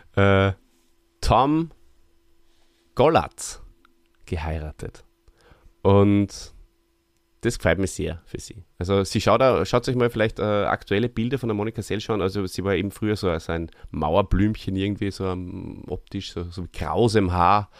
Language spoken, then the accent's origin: German; Austria; hierzulande bei uns in Österreich